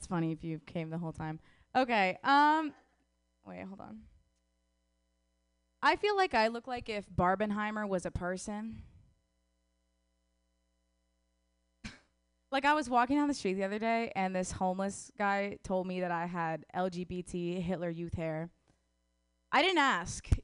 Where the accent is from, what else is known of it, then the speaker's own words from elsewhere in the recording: Wisconsin, United States; I'm from Wisconsin